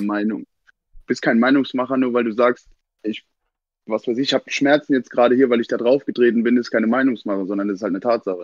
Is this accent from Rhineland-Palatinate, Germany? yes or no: yes; Kandel, Rhineland-Palatinate, Germany; ich bin aus Kandel